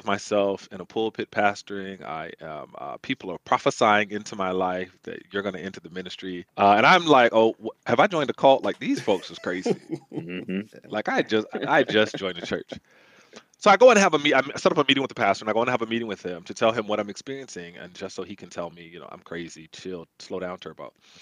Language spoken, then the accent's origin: English; Maryland, United States; moved away as an adult; also born or lived in Atlanta, Georgia; I'm born and raised in Maryland